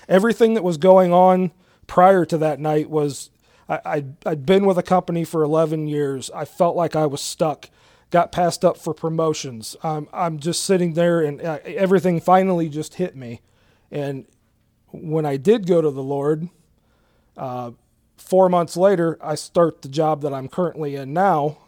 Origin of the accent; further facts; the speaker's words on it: Galion, Ohio, United States; born and raised in Gallion, um, lived here all my life.